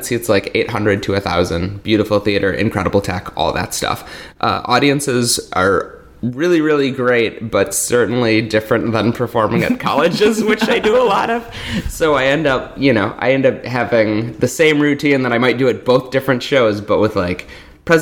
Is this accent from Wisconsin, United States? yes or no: yes; Milwaukee, Wisconsin, United States; I'm from Milwaukee, Wisconsin